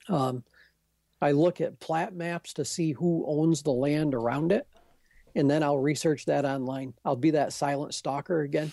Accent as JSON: {"language": "English", "area": "Adirondacks", "region": "New York", "country": "United States", "said": "I'm from the Adirondacks"}